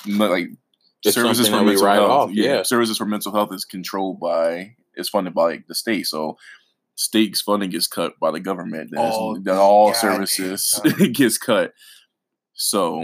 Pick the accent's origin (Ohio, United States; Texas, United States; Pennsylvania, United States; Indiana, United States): Pennsylvania, United States; Philadelphia; I'm from Philly, Southwest